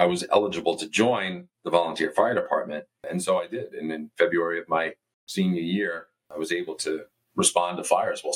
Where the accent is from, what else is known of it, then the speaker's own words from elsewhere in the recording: Westbury, New York, United States; also born or lived in Huntington, New York; I grew up on Long Island, about 10 miles east of Queens, the New York City border, in a town called Westbury.